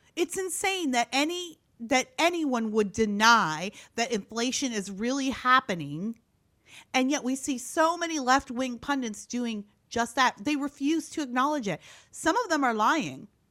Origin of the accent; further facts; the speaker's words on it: Canada; moved away as an adult; also born or lived in Gary, Indiana / Iowa; now in Orange County, California, United States; I'm originally Canadian. I was born and raised in Canada.